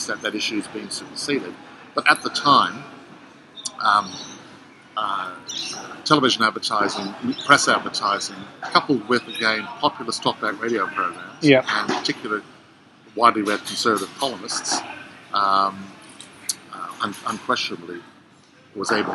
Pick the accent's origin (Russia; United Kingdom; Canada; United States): Canada; also born or lived in Spain; now in Australia; I'm originally from Canada. My family had moved to Spain for 3 years, then took the step of moving to Australia in late 74.